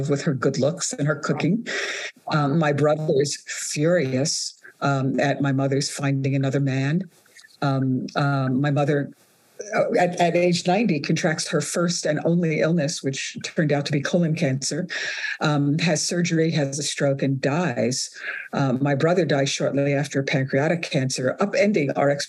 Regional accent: New York City, New York, United States; also born or lived in Sicily / Calabria; growing up in Brooklyn, 1950s, 1960s

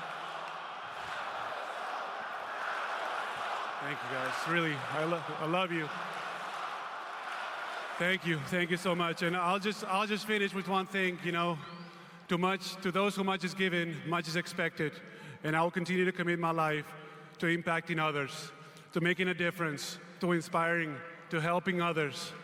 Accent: Spain; moved away as an adult; As a kid growing up in Spain

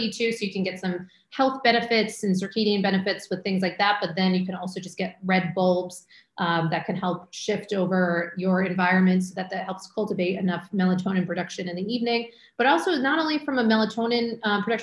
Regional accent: Maine, United States; moved away; also born or lived in Syracuse, New York / Manhattan, New York; I grew up in Maine, went to school in Syracuse, you know, very cold, snowy, lived in Manhattan for years

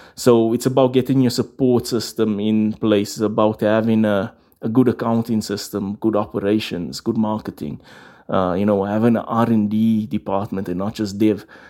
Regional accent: Johannesburg, Gauteng, South Africa; In Rivoli, in, in Johannesburg

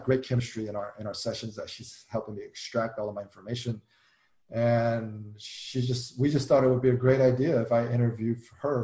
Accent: United States; I'm an American

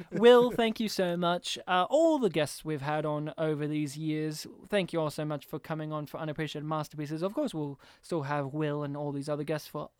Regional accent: Serbia; That's what we call her in my family, because I'm from Serbia.

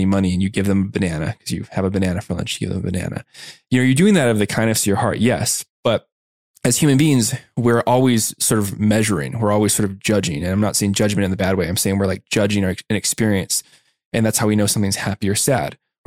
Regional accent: Tucson, Arizona, United States; moved away as an adult; also born or lived in San Diego; I was going to college in San Diego and I grew up in Tucson, Arizona

